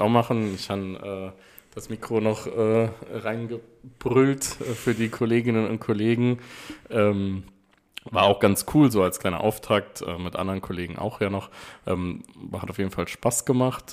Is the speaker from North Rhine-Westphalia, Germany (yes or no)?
no; Saarland, Germany; als Saarländer